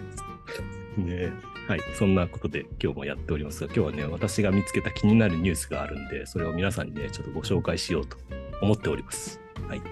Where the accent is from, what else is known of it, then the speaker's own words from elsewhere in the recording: Gifu, Japan; 地元ではですね、小学校の統廃合とかが進んでて